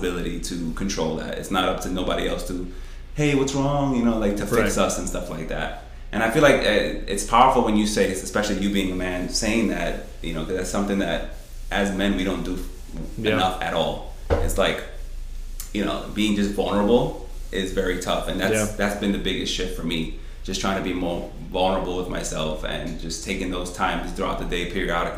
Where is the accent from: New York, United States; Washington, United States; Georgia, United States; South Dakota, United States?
New York, United States; New York City; now in Rochester, United States; we're from New York City. So, it's just, like, the concrete jungle all the time